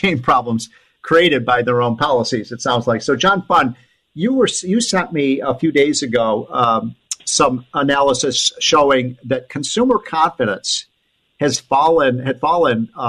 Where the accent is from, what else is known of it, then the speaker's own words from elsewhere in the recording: Illinois, United States; my home state Illinois